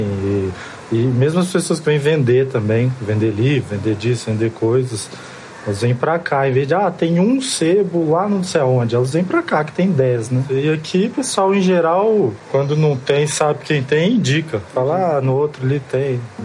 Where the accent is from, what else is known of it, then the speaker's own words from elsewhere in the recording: Belo Horizonte, Minas Gerais, Brazil; Eu tenho 32 anos, nasci em Belo Horizonte